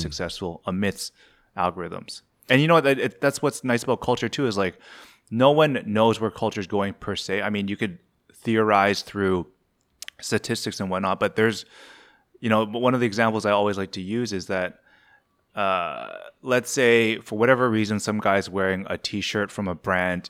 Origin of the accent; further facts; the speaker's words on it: Canada; I was, I was born and raised in Ca-, Canada.